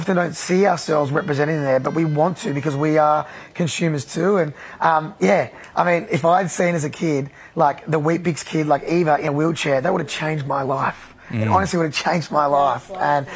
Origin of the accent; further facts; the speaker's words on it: Australia; I loved being Australian of the Year last year